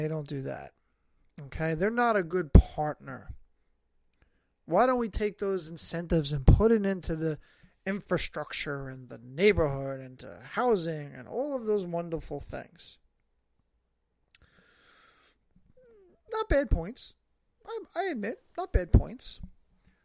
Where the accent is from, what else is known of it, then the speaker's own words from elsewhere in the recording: New York, United States; also born or lived in Staten Island; somebody who's born and raised in New York. I live here